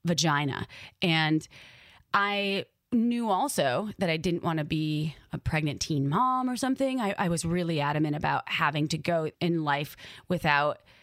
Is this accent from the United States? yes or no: yes; Wisconsin, United States; accent: Midwest; my upbringing growing up in Wisconsin